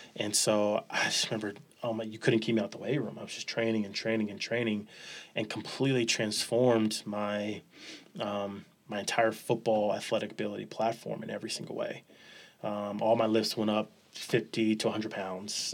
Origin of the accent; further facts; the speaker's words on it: Los Angeles, California, United States; moved away; also born or lived in San Jose, California; Born and raised, uh, South Central Los Angeles